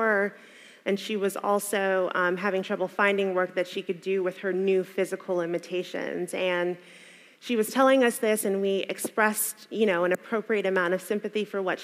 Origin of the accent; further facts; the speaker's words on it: the American South, United States; For a black woman growing up in the American South, going to church at a black church in the American South, suffering was a huge part of our theology